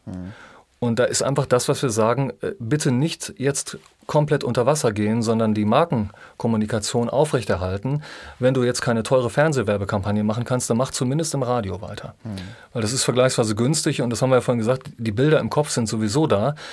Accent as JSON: {"language": "German", "region": "North Rhine-Westphalia", "country": "Germany", "said": "ich bin ja Ostwestfale, ne? Drei Dreiländereck, Hessen, NRW, in Niedersachsen"}